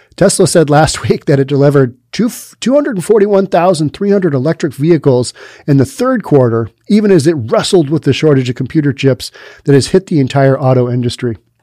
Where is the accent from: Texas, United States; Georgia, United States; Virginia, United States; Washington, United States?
Washington, United States; Seattle; I'm from Seattle where we just don't have heat